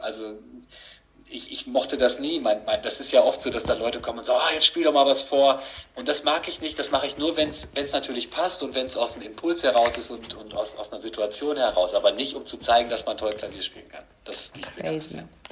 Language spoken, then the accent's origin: German; Gütersloh, North Rhine-Westphalia, Germany; now in Paderborn, Germany; ich wohne jetzt seit 20 Jahren hier, man könnte sagen, ich, ich, ich komme eigentlich aus Gütersloh